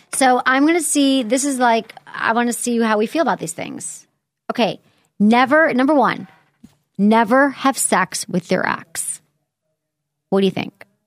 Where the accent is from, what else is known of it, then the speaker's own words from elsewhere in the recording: Michigan, United States; moved away; I grew up in Michigan, I had more humble upbringings